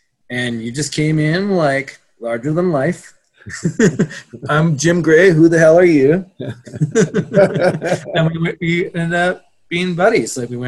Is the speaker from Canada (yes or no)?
yes; Canada; it's hard enough to run a skate company in Canada